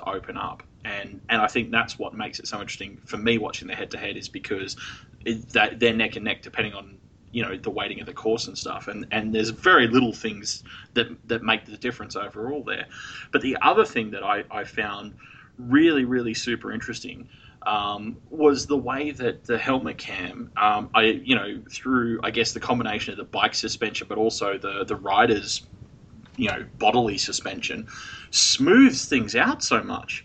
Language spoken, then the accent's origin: English; Australia; I'm Australian